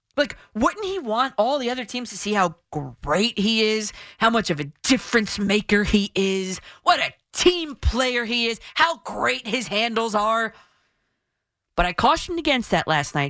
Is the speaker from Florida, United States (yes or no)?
no; New Jersey, United States; I'm from Jersey